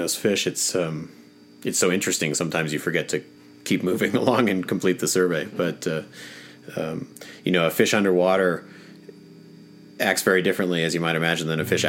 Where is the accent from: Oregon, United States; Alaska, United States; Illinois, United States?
Oregon, United States; Willamette Valley; I grew up in the Pacific Northwest, in the Willamette Valley in Oregon